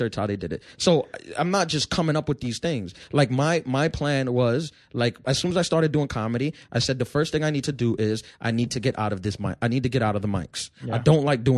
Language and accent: English; New York City, New York, United States; also born or lived in Brooklyn, New York; I was born in Queens. I grew up in Brooklyn until I was 11. Until I was 10, then I moved to Queens.